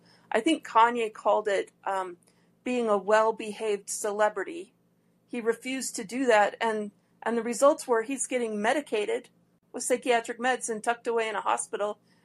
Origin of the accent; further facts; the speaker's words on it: Detroit, Michigan, United States; my hometown of Detroit